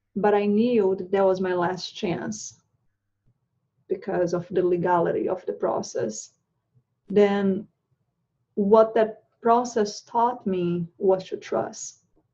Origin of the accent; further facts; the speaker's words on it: Brazil; moved away as an adult; also born or lived in Charlotte, North Carolina; now in United States; I moved from Brazil. I'm originally from Brazil. I moved from Brazil about 10 years ago.